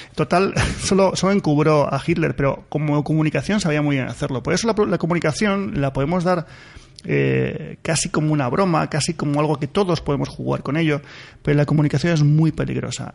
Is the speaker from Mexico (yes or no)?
no; Spain; yo soy español, estoy encantado de serlo